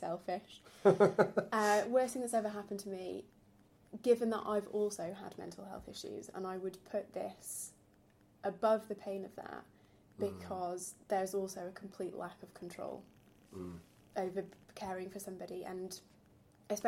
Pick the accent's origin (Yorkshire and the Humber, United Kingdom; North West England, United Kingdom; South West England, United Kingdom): Yorkshire and the Humber, United Kingdom; accent: northern twang; moved away as an adult; now in London, United Kingdom; I'm originally from South Yorkshire.